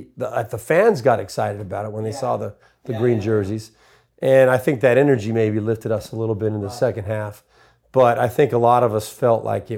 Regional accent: California, United States; I grew up in Southern California.

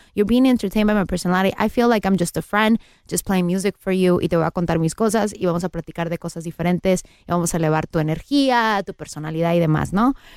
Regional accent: Mexico; now in Los Angeles, United States; Soy mexicana

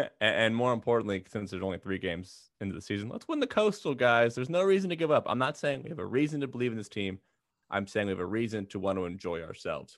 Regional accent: Philadelphia, Pennsylvania, United States; I was born in Philly

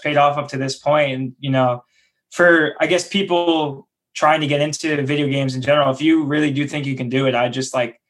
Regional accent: New York City, New York, United States; also born or lived in Emeryville / San Francisco; that's where I'm from.

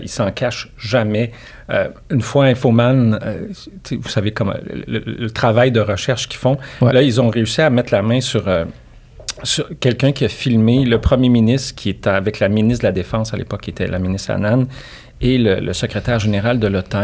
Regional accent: La Tuque, Quebec, Canada; moved away; also born or lived in Montreal; je viens de Latuc

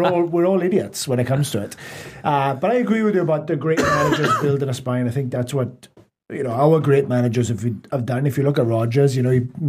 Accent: Swansea, Wales, United Kingdom; I'm from Swansea

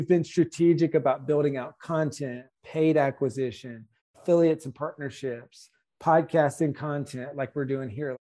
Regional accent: South Carolina, United States; we're from South Carolina

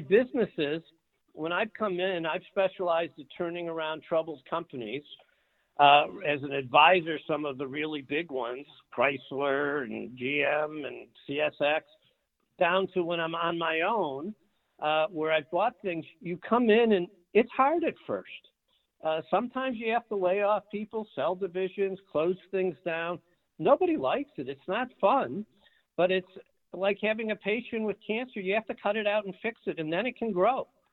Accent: Detroit, Michigan, United States; I grew up in Detroit, uh, not in a particularly affluent area

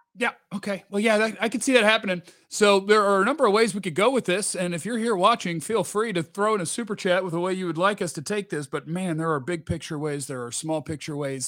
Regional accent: Dallas, Texas, United States; I grew up in Dallas

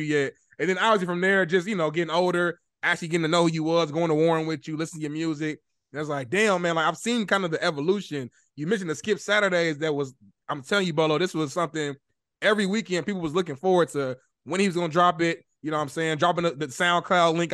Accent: Indianapolis, Indiana, United States; moved away; I'm from Indianapolis

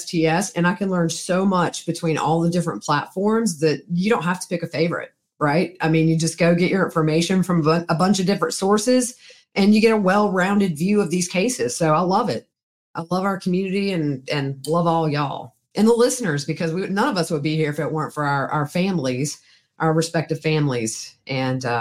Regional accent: the South, United States; I'm from the South

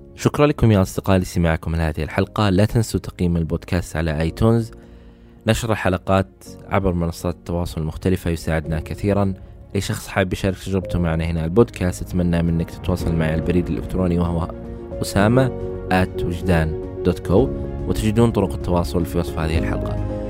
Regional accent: Saudi Arabia; عندنا في السعوديه

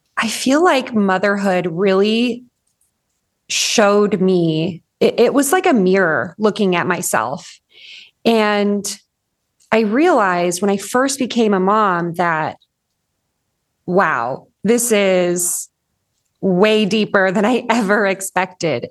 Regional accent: Orange County, Southern California, United States; moved away as an adult; now in Northern Idaho, United States; I grew up in Southern California in Orange County, and a f, about three and a half years ago, moved to Northern Idaho

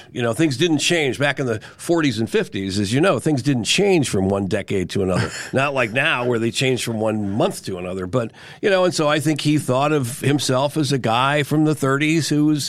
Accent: Ann Arbor, Michigan, United States; No, I'm a Flatlander. No, I was born in Ann Arbor. My dad was a graduate student at the University of Michigan. So I was born in Ann Arbor. My parents are both from Queens.

